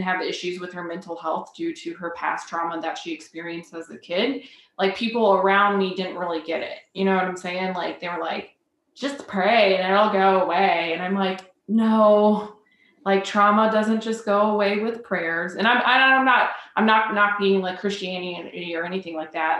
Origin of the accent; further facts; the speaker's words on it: Decatur, Illinois, United States; I'm originally um, from Decatur, Illinois, which is like very much central